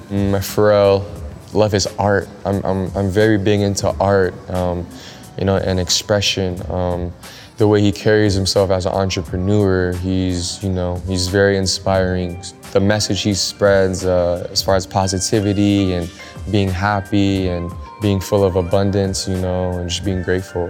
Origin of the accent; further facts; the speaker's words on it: Los Angeles, California, United States; growing up in Los Angeles, California.